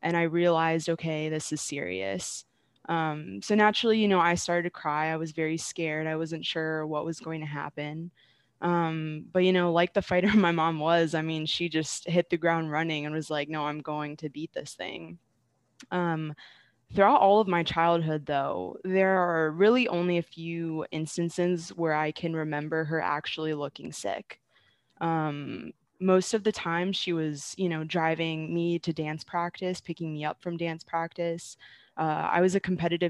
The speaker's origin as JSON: {"language": "English", "town": "Stafford", "region": "Virginia", "country": "United States", "tie": "born or raised there", "also_born_or_lived": "Arizona", "moved": "as an adult", "lives_now": "Syracuse, United States", "said": "I'm originally from Stafford, Virginia. Grew up there and then went to Virginia Tech."}